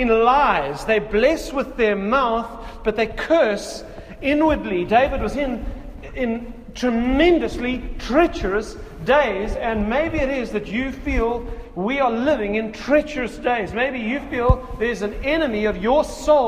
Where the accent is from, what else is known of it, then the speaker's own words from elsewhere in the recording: South Africa; in South Africa as a South African